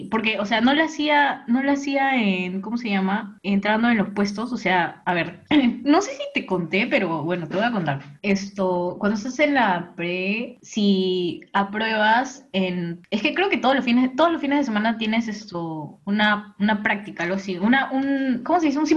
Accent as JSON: {"language": "Spanish", "country": "Peru", "said": "soy peruana."}